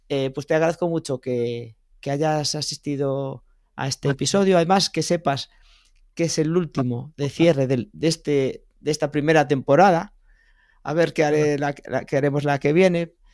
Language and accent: Spanish; Galicia, Spain; Además, siendo gallegos, no hay excusa.